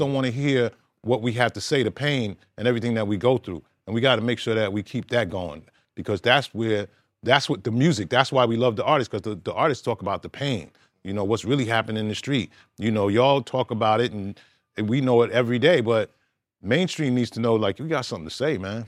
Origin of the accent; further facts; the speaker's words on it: New York City, New York, United States; I'm originally from Brooklyn